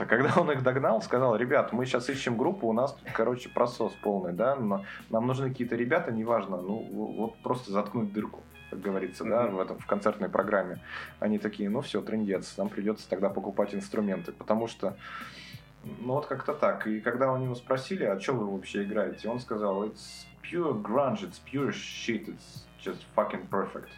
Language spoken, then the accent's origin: Russian; Petrozavodsk, Republic of Karelia, Russia; я родился в Петрозаводске, это столица Карелии, это лютый север. Погода там такая же, как в Сиэтле. Вот я рос, мне было 15, 16, 17 лет